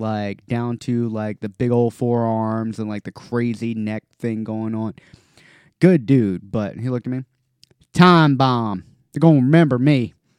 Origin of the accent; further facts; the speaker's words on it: North Carolina, United States; when I was growing up in North Carolina